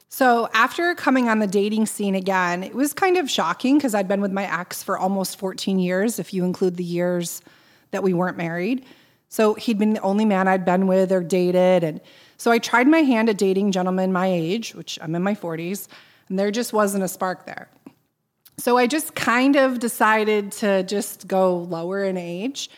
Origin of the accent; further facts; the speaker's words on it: Boston, Massachusetts, United States; I said, "Boston."